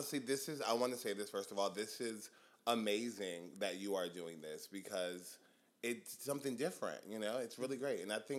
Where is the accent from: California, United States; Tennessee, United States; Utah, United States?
Tennessee, United States; Nashville; moved away as an adult; also born or lived in Atlanta, Georgia; now in Philadelphia, United States; I am born and raised in Nashville, Tennessee.